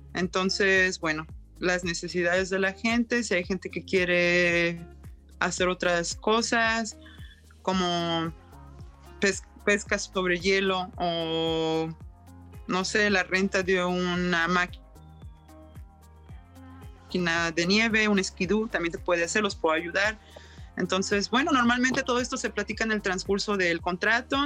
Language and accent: Spanish; Mexico; also born or lived in Yukon, Canada; now in Whitehorse, Canada; soy de México y siempre voy de regreso a México y regreso a Canadá